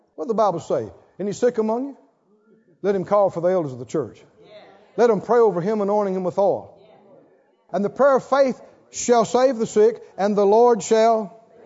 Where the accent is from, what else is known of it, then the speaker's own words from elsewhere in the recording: the South, United States; I'm from the South, I'm from the country, and I know because I was reared up generations to talk negative and think unbelief